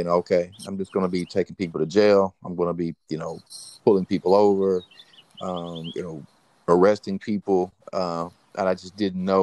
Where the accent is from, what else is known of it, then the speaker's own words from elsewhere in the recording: North Little Rock, Arkansas, United States; Growing up in Arkansas, in the city of North Little Rock